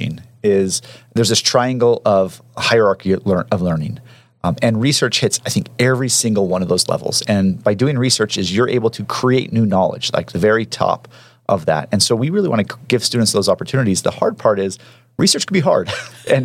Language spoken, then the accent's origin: English; Portland, Oregon, United States; moved away as an adult; also born or lived in New York / Texas; now in Cedar City, United States; I'm originally from Portland, Oregon, where I was raised